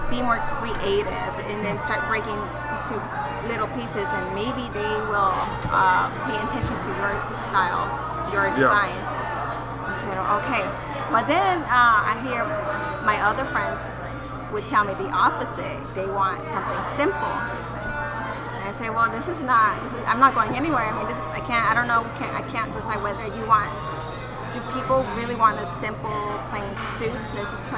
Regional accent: Arizona, United States; This is my hometown, Arizona. It's my town, my state.

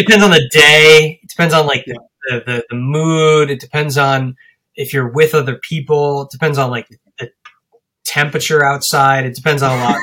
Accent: Trumbull, Connecticut, United States; also born or lived in Long Island, New York; we moved to Trumbull and, I grew up there

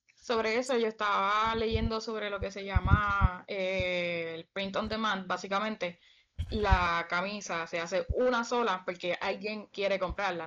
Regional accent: Canóvanas, Puerto Rico; now in Thailand; Yo soy de Canovanas, Puerto Rico, pero estoy muy de Tailandia

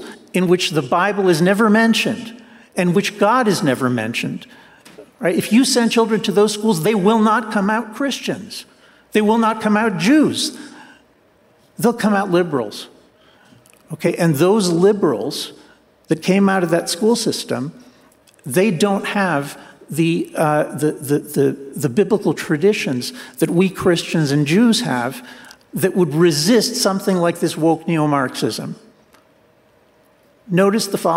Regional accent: New Jersey, United States; I grew up in New Jersey, and that's the kind of school I went

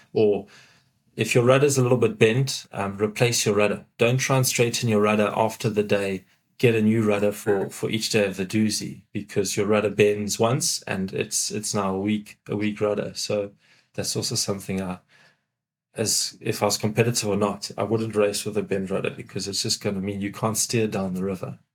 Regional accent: Pietermaritzburg, KwaZulu-Natal, South Africa; moved away; growing up in Pietermaritzburg

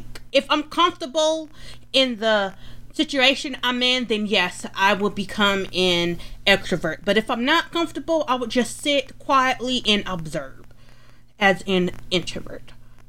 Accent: Atlanta, Georgia, United States; Well, I was born in Atlanta. I was born and raised in Atlanta. So I am an Atlanta girl.

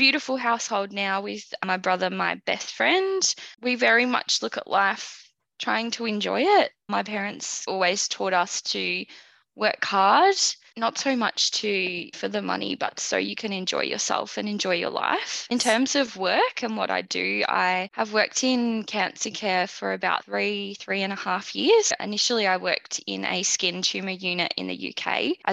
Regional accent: about an hour from Melbourne, Victoria, Australia; also born or lived in London; I grew up about an hour from Melbourne out in the western suburbs with my mum, my dad, and my brother

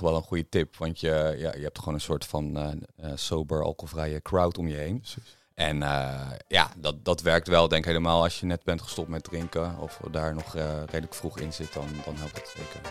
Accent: Veluwe, Gelderland, Netherlands; ik ben natuurlijk opgegroeid op de Veluwe

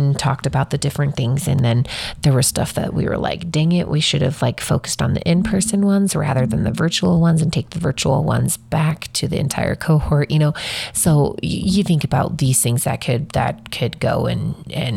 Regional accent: Wyoming, United States; I'm from Wyoming

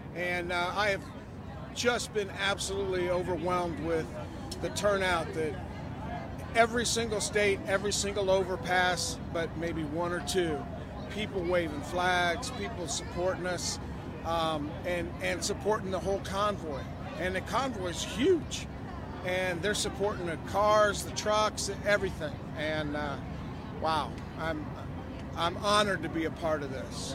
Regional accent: Boise, Idaho, United States; I'm from Boise, Idaho

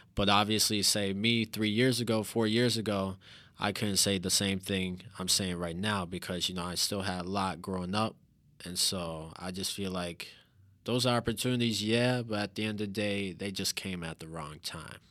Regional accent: St. Louis, Missouri, United States; moved away as an adult; also born or lived in Carbondale, Illinois; now in Joliet, United States; I'm from Saint Louis. I literally just moved here, uh, like three days ago to Joliet.

